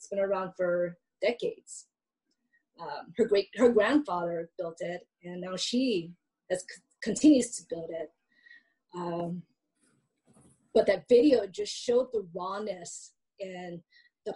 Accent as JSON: {"language": "English", "town": "Hilo", "region": "Hawaii", "country": "United States", "said": "I'm from Hilo"}